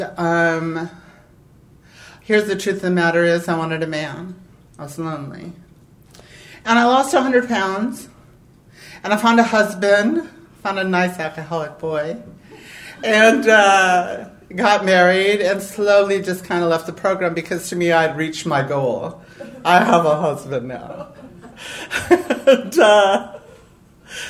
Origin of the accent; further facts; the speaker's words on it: Los Angeles, California, United States; I was a poor girl from East L.A.